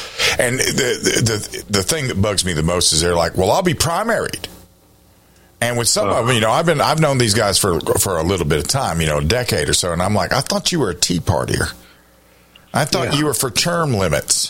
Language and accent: English; South Carolina, United States; I've lived in this state, except for the time I was in the military, I've lived in this state in my entire life.